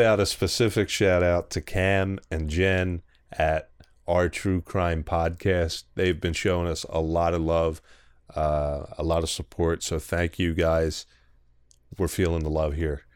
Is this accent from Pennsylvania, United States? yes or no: yes; Philadelphia, Pennsylvania, United States; accent: strong Philly; how strong my Philly accent is